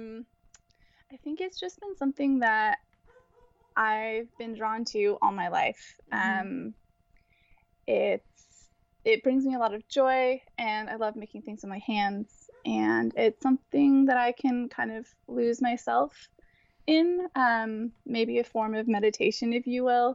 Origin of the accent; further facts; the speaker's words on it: Santa Rosa, California, United States; now in San Francisco, United States; I'm originally from Santa Rosa, California, which is around Sonoma.